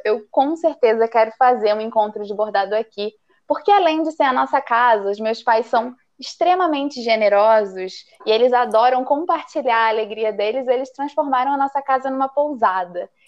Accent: interior of Paraná, Brazil; moved away as an adult; also born or lived in Rio de Janeiro; now in Tibagi, Brazil; sou do interior do Paraná, mas o meu coração é carioca. Morei no Rio é, durante nove anos

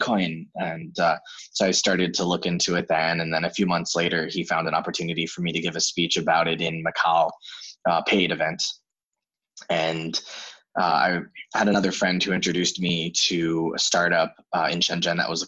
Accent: United States; moved away as an adult; also born or lived in China; I'm from the States and I have a degree in psychology.

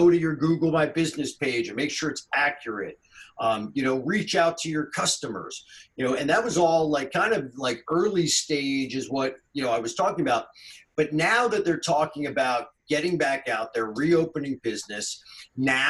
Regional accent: Northeast, United States; now in North Carolina, United States; I grew up up there in the Northeast

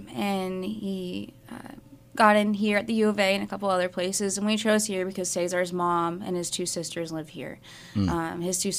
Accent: Arizona, United States; No, I'm from Arizona originally.

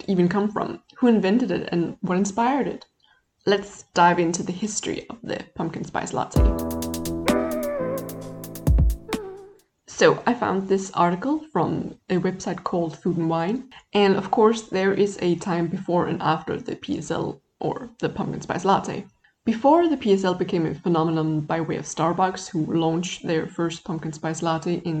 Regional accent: Denmark; I come from Denmark

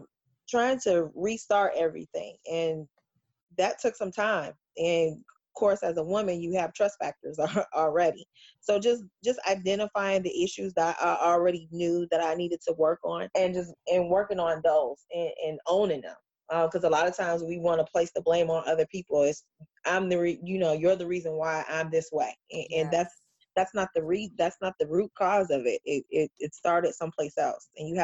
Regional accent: Ohio, United States; now in North Carolina, United States; prior to coming to North Carolina, I am a transplant from Ohio. So moving down here was different.

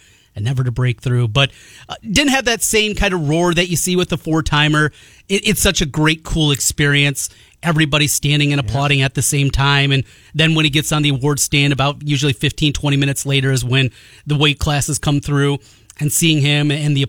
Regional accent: Osage, Iowa, United States; There's a young man, in fact, that from Osage, my hometown

